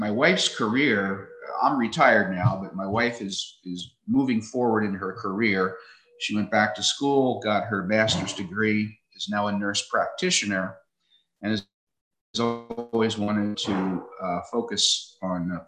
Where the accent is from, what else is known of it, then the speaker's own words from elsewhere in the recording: Pennsylvania, United States; also born or lived in Iowa / Hawaii; now in Alaska, United States; I'm originally from Pennsylvania